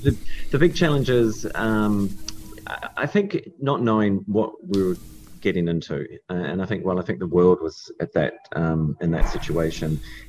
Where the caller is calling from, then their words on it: Dunedin, Otago, New Zealand; So I'm calling from Taste Nature Organic Supermarket in Dunedin.